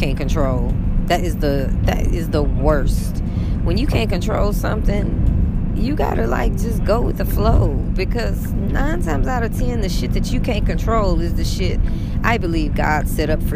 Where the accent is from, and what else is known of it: United States